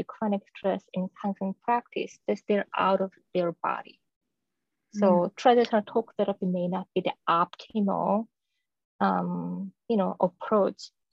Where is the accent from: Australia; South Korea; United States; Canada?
South Korea; moved away; I was born and raised in South Korea